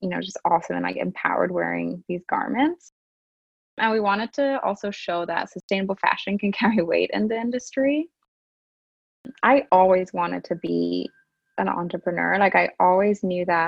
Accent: Japan; moved away as an adult; also born or lived in Europe; now in Canada; I'm Japanese English and, you know, born and raised in Japan

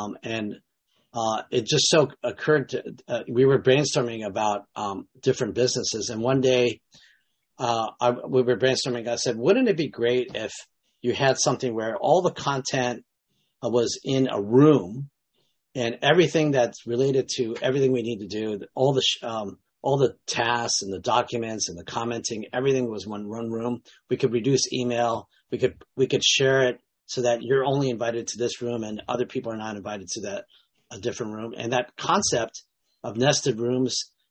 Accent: United States; I was born in the States to Japanese parents, so Japanese-American

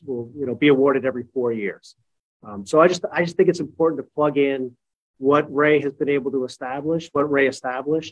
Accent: Canada; moved away; I am Canadian

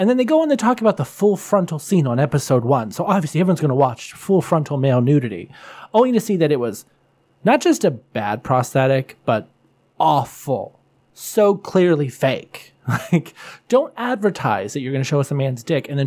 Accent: Buffalo, New York, United States; I'm from Buffalo

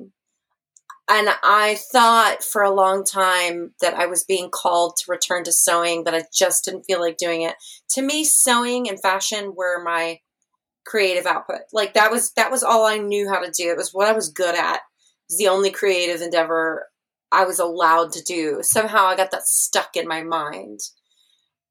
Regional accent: San Angelo, Texas, United States; also born or lived in Austin, Texas / Seattle, Washington; now in Ireland; I grew up in a small town in West Texas called San Angelo

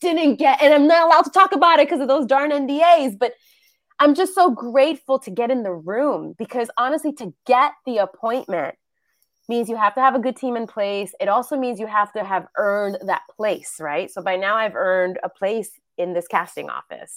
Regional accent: New York City, New York, United States; moved away as an adult; now in Los Angeles, United States; I'm born and raised in New York City

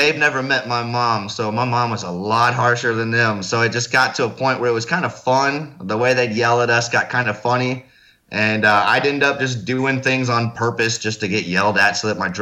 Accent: Fort Wayne, Indiana, United States; moved away as an adult; life in Indiana, it was pretty chill, relaxing. You know, we grew up in the suburbs, but not far from the edge of town

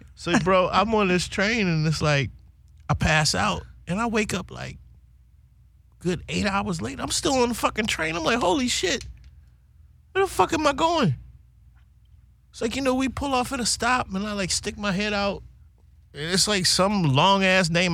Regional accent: Baltimore, Maryland, United States; moved away as an adult; also born or lived in Cologne, Germany; now in Copenhagen, Denmark; I'm from the city. I'm from Baltimore City, West Side

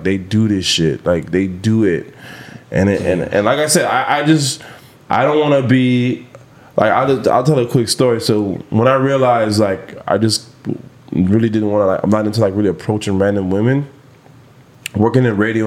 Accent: Jamaica; I'm Jamaican

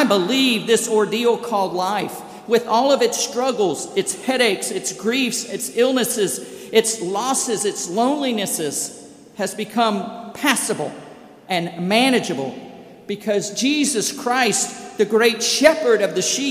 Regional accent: Brandon, Mississippi, United States; also born or lived in Covington; I remember Claudia Coker in my hometown and in my home church of Brandon, First United Methodist

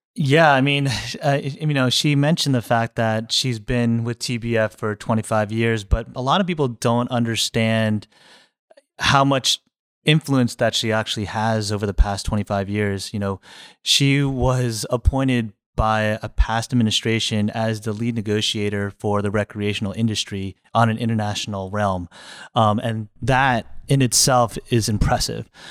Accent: New Jersey, United States; moved away as an adult; now in Florida, United States; I grew up in New Jersey, uh, a little far away from here

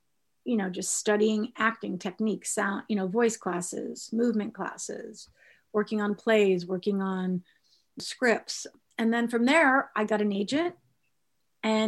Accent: Las Vegas, Nevada, United States; also born or lived in Michigan; I am originally from the Midwest. I'm from Michigan. And my family moved out to Las Vegas when I was about, I think I was going into first grade.

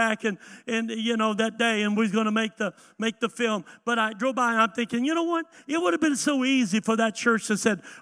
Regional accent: the South, United States; I grew up in the South

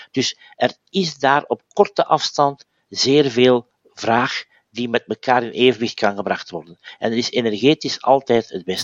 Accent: Belgium; bij ons in Gent

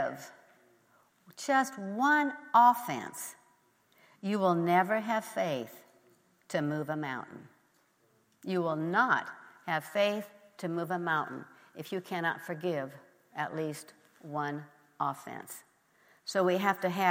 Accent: Nebraska, United States; I grew up in Nebraska

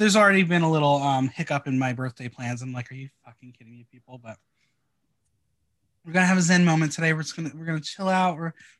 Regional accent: Mahwah, New Jersey, United States; I'm from Bergen County, New Jersey.

